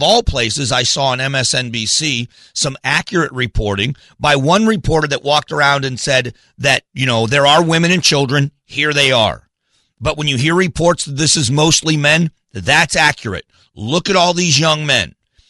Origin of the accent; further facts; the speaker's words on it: Arizona, United States; AZ Central, my hometown publication, put out a picture